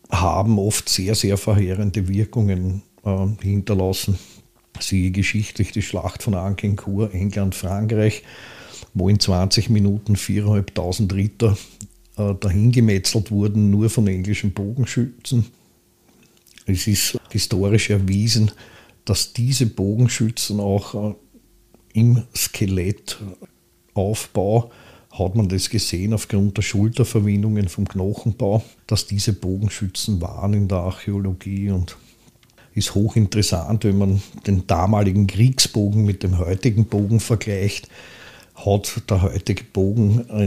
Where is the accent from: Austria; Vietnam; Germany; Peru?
Austria; Pressbaum, Lower Austria; ich bin aufgewachsen in Pressbaum, habe dann eine Zeit in der Blasmusikkapelle auf der Hochstraße gespielt